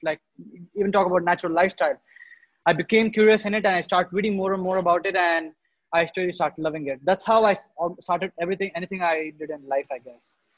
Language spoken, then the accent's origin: English; India; in India, I was born and brought up in a town which is a small town.